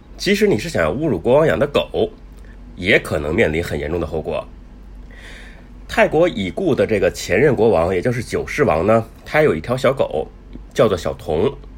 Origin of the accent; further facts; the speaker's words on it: China; 我们中国人